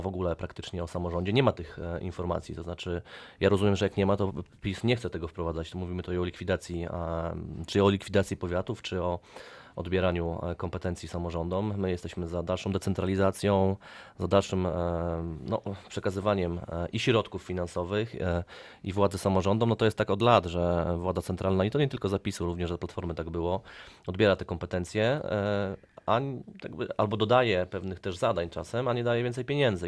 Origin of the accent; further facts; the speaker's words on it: Bielawa, Lower Silesian Voivodeship, Poland; ja jestem z Bielawy